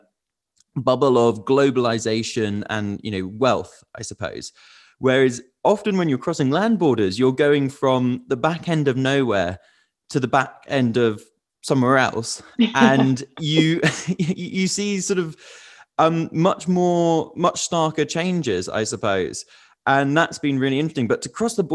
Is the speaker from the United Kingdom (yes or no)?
yes; United Kingdom; as a British person